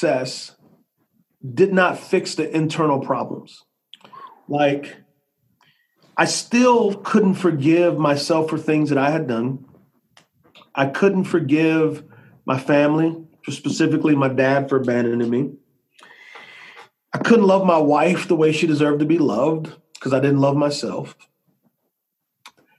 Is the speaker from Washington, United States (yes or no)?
no; San Antonio, Texas, United States; I grew up in San Antonio, Texas